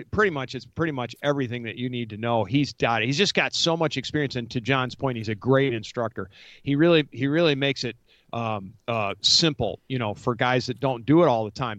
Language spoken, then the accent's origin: English; Rochester, New York, United States; now in Atlanta, United States; I grew up in Western New York, outside Rochester, New York